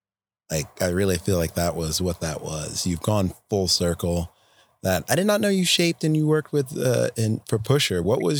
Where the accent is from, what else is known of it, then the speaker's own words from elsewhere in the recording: Washington, District of Columbia, United States; DC. That's my hometown, sadly to say.